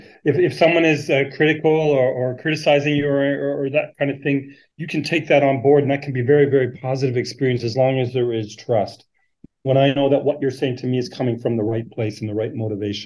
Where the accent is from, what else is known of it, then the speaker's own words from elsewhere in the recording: Canada; moved away as an adult; now in Sydney, Australia; I'm from Canada. I came out to Australia in 2007